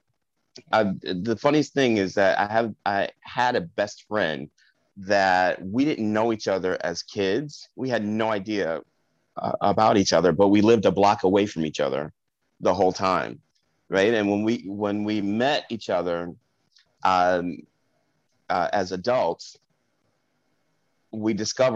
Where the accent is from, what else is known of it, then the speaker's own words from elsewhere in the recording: Park Ridge, New Jersey, United States; also born or lived in Englewood, New Jersey / Bronx, New York; we moved back to New Jersey, to a little town called Park Ridge